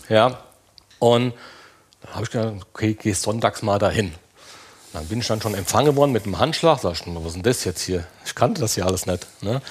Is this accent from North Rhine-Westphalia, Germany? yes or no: no; Limburg an der Lahn, Hesse, Germany; ich bin aus Limburg an der Lahn